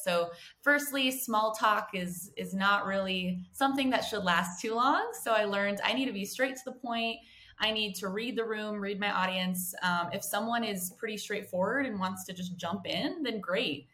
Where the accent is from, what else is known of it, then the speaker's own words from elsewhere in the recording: United States; moved away as an adult; also born or lived in San Diego; now in Johannesburg, South Africa; I am an American who actually moved to Johannesburg